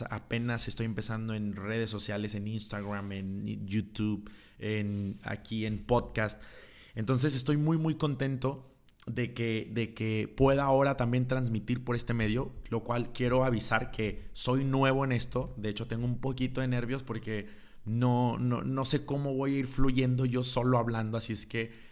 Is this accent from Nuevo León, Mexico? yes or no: yes; Monterrey, Nuevo León, Mexico; Yo soy de Monterrey, de la ciudad de Monterrey, Nuevo León.